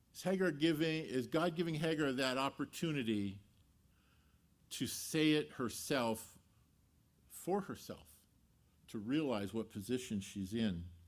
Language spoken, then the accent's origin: English; Los Angeles, California, United States; I grew up in the San Fernando Valley, a couple valleys down, if you're not familiar with it, uh, part of, uh, city of Los Angeles